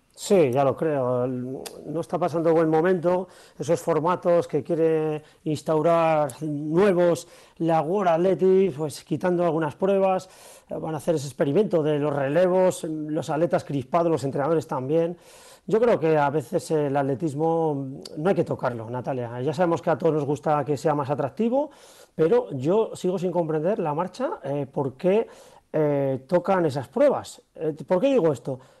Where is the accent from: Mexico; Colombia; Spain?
Spain; Aranda de Duero, Castile and León; mi pueblo Aranda de Duero